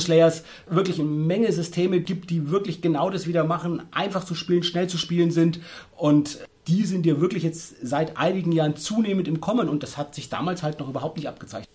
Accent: Würzburg, Bavaria, Germany; bei uns in Würzburg

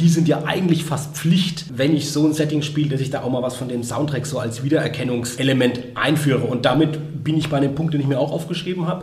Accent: Würzburg, Bavaria, Germany; wo ich herkomme aus Würzburg

